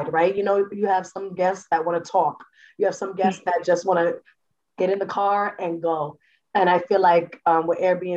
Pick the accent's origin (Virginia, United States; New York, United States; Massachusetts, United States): New York, United States; New York City; also born or lived in Jacksonville, Florida; I'm from originally the Bronx, New York